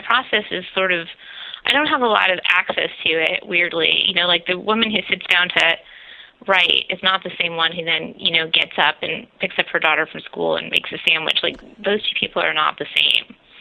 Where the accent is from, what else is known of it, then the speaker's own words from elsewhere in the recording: New Jersey, United States; the town that we grew up in New Jersey